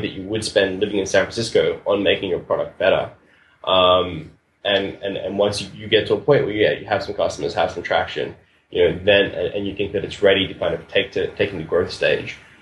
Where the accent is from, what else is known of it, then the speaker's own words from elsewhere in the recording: Australia; moved away as an adult; now in Buenos Aires, Argentina; I'm originally from Australia